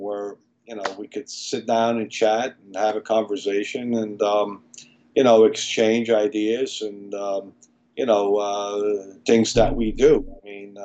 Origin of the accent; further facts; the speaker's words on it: Malta; moved away; I'm actually from Malta, small island in Europe, in the middle of the Mediterranean, where I was in a biology class